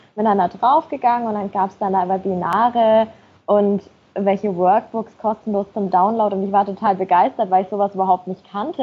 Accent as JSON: {"language": "German", "town": "Nuremberg", "region": "Bavaria", "country": "Germany", "moved": "as an adult", "lives_now": "Munich, Germany", "said": "Ich komme ursprünglich aus Nürnberg"}